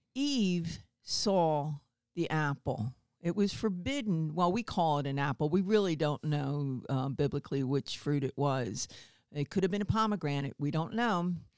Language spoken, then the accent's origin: English; New Jersey, United States; also born or lived in Baltimore, Maryland; I'm originally from Baltimore, Maryland, and at ten we moved up to New Jersey, uh, South Jersey, Philadelphia area.